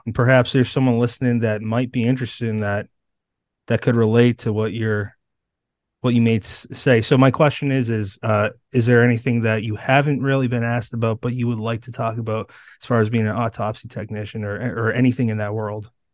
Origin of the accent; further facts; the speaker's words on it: Bridgewater, Massachusetts, United States; I grew up in Bridgewater, Massachusetts, and that's thirty minutes away from Plymouth